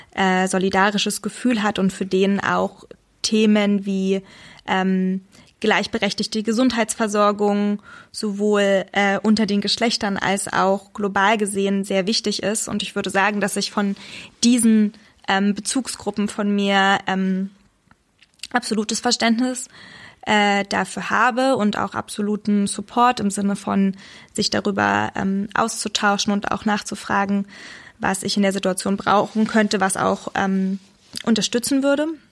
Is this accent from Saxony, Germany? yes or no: yes; Saxony, Germany; Ich bin in, in Sachsen geboren und aufgewachsen